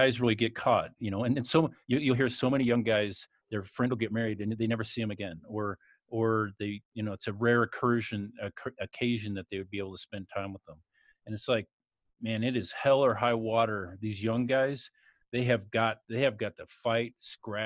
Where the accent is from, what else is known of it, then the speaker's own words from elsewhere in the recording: White Salmon, Washington, United States; now in Colorado, United States; I grew up just 20 miles downstream on the Washington side, White Salmon